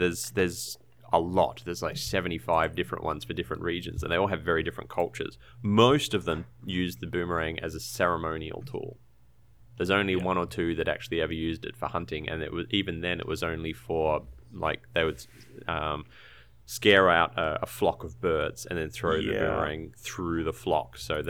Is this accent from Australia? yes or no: yes; Brisbane, Queensland, Australia; now in Tasmania, Australia; I haven't had a chance to actually use it. I was from a town called Brisbane.